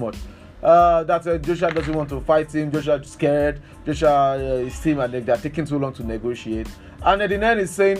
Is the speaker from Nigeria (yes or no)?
yes; Akure, Ondo, Nigeria; I'm somebody from Akure